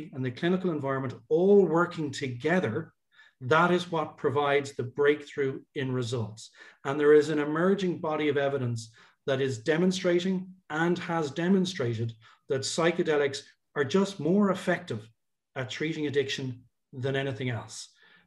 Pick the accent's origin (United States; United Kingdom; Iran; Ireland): Ireland; also born or lived in Dublin; as an Irish guy